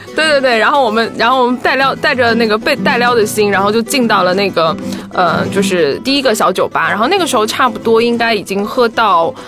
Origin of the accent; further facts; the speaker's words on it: China; 我们是中国人